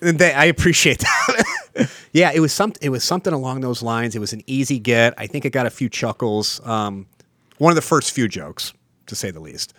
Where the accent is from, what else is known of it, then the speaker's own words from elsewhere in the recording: Mayfield, Ohio, United States; I'm from the East Side, I'm from Mayfield